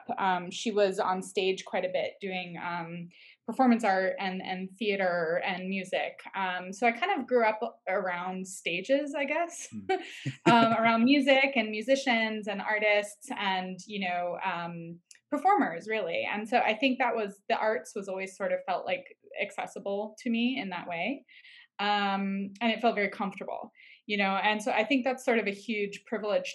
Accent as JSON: {"language": "English", "region": "New York", "country": "United States", "moved": "yes", "lives_now": "Los Angeles, United States", "said": "I'm from New York originally"}